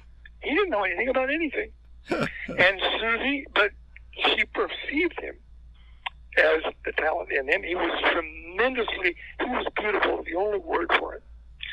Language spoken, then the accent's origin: English; Tupelo, Mississippi, United States; my hometown of Tupelo, where Elvis was from.